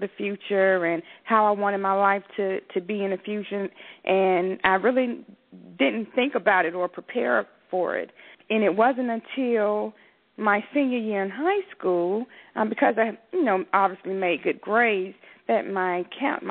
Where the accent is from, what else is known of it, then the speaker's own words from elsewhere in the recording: Atlanta, Georgia, United States; I grew up in Southwest Atlanta